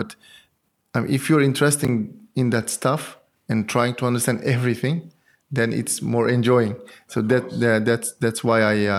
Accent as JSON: {"language": "English", "region": "Antalya", "country": "Turkey", "also_born_or_lived": "Istanbul, Turkey", "moved": "as an adult", "lives_now": "Paris, France", "said": "I'm from Turkey, from Antalya. I did my PhD in Boğaziçi University in Istanbul."}